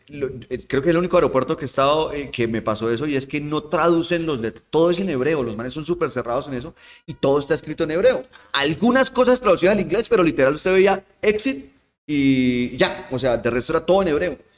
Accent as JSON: {"language": "Spanish", "region": "Santander", "country": "Colombia", "tie": "born or raised there", "said": "ahí de mi tierra, de Santander"}